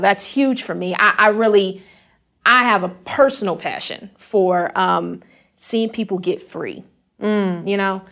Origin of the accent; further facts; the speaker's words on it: Houston, Texas, United States; moved away as an adult; now in Memphis, United States; I'm from Houston, Texas.